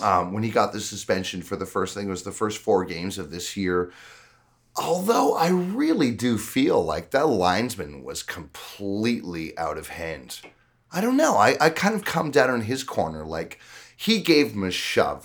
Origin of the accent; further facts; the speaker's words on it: Canada; being a Canadian